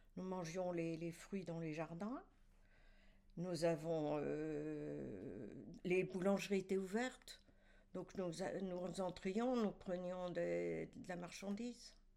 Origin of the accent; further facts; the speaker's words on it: Celles-sur-Ource, Grand Est, France; je suis née à Celles-sur-Ours